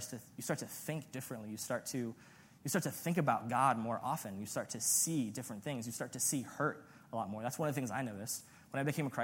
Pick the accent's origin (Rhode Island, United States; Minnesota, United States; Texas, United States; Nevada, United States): Nevada, United States; Las Vegas; I'm from Vegas